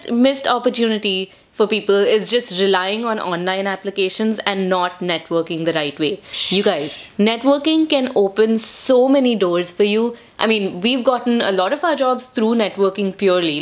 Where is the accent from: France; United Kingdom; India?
India; now in United States; for us being Indian, we were never taught to make eye contact